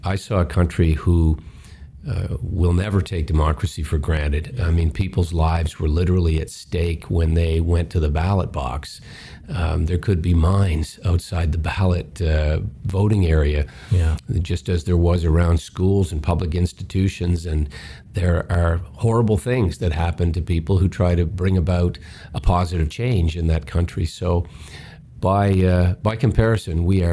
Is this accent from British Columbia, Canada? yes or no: no; Westray mine hometown, Nova Scotia, Canada; Something quite catastrophic happened in my hometown. There was an explosion in a mine, the Westray mine